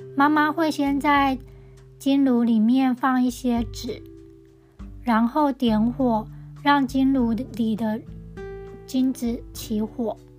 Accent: Tianzhong, Changhua County, Taiwan; 我的老家田中的巷口有一家金子店

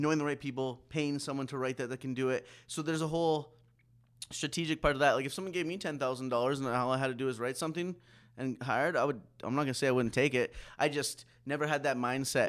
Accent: Saskatoon, Saskatchewan, Canada; also born or lived in Pitești, Romania; I was adopted by a white family from Saskatchewan, Saskatoon.

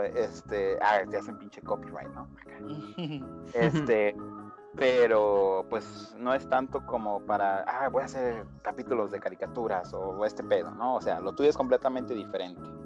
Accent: Aguascalientes, Mexico; somos del estado de Aguascalientes y somos bien pinches orgullosos de ser de ahí

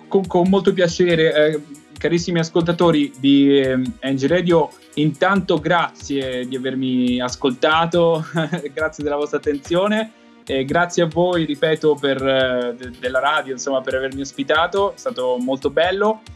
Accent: Benevento, Campania, Italy; now in Emilia-Romagna, Italy; sono nato a Benevento, attualmente vivo in Emilia Romagna

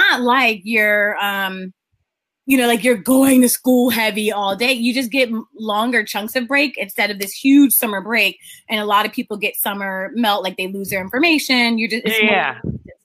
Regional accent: Richmond, Virginia, United States; now in West Coast, United States; I am from Richmond, Virginia.

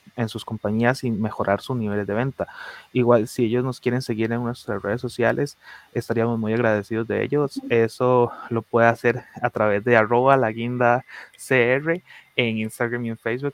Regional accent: Costa Rica; nuestra identidad cuál es, la costarricense

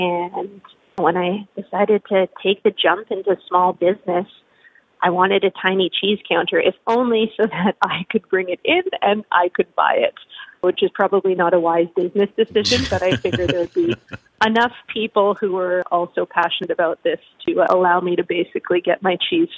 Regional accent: Quebec, Canada; So I'm an import to the prairies. I grew up in Eastern Canada. I spent most of my childhood in Quebec, French-speaking part of Canada, has fantastic food around every corner.

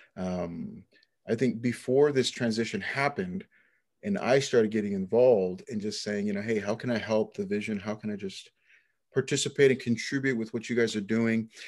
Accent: Lower Valley Yakima, Washington, United States; also born or lived in Naples, Florida; the Lower Valley Yakima, where I was raised with the rest of my siblings.

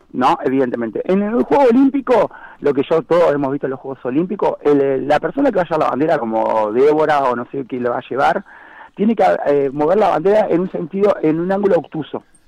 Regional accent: Montevideo, Uruguay; now in Maldonado, Uruguay; soy de Montevideo, me vine a vivir a Maldonado

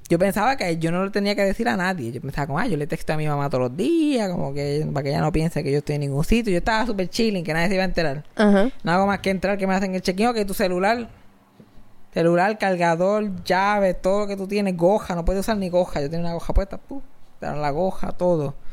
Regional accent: Cabo Rojo, Puerto Rico; Ah, yo soy de Cabo Rojo.

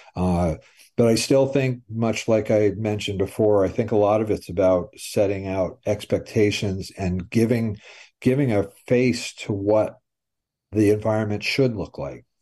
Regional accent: Brattleboro, Vermont, United States; I grew up in Brattleboro, was born there.

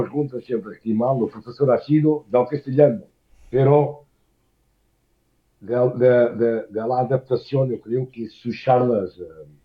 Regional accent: Portugal; Spanish is a second language; moved away as an adult; lo que me toca a mí como portugués

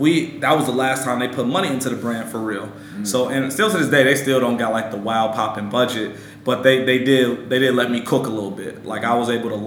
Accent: Chicago, Illinois, United States; moved away as an adult; also born or lived in Tallahassee, Florida / Miami, Florida / New York; now in Chicago, United States; I grew up in Chicago. Spent there my whole life

